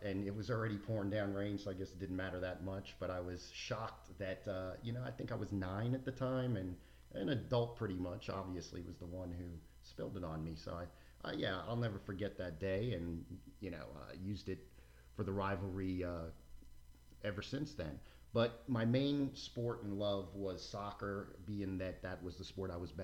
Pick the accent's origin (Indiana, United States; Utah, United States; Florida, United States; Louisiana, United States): Florida, United States; South; also born or lived in Manhattan, New York; I moved out of New York approximately when I was 8 years old to South Florida